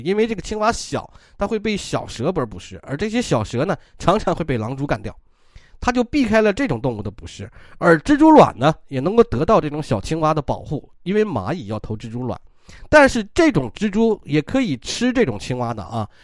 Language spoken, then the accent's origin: Chinese; China; 我们中国人